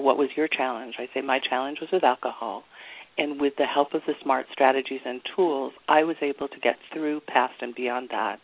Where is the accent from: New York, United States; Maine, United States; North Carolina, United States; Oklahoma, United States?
New York, United States; accent: New York; my New York accent